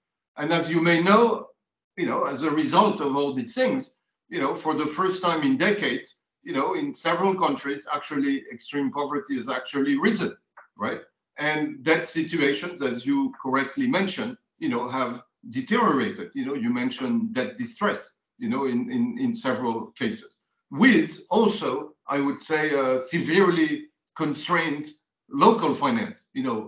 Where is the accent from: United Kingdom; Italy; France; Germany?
France; I grew up in France, so I'm a bit Cartesian